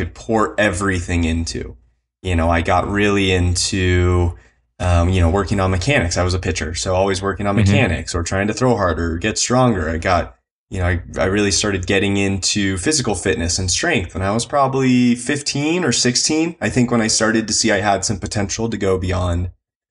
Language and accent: English; Encinitas, California, United States; I grew up in Southern California in, you know, kind of on the border between Encinitas and Carlsbad